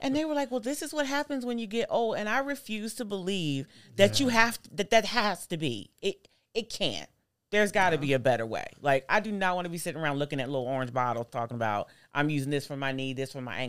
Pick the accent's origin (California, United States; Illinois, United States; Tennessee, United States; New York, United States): Tennessee, United States; Nashville; born there; I was born in Nashville.